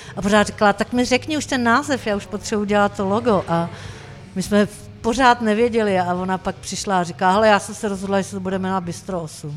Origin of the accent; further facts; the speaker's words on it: Czechia; Ze Sacký, což je 30 km od Prahy